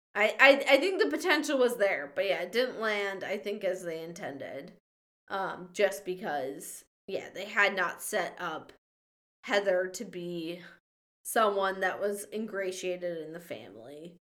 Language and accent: English; Minnesota, United States; a small town near my hometown in Minnesota